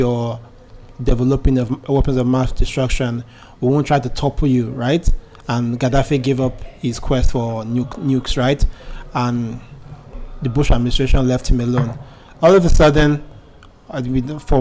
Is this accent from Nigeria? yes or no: yes; Nigeria; as an Nigerian